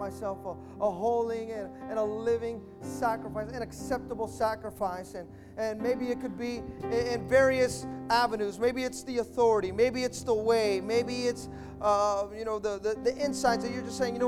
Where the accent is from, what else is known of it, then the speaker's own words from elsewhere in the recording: Hayward, California, United States; I'm from Hayward